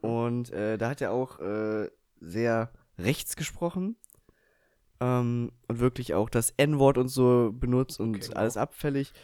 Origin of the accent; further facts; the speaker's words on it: Eifel, Rhineland-Palatinate, Germany; wo ich herkomme. Und da habe ich eben auch gesagt, ja, aus der Eifel